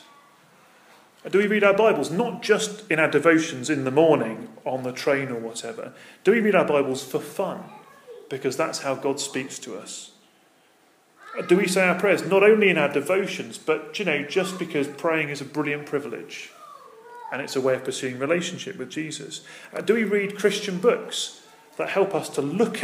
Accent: United Kingdom; I'm British.

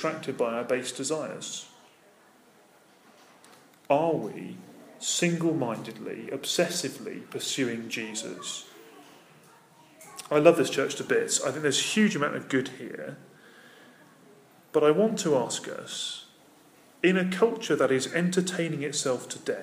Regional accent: United Kingdom; I'm British.

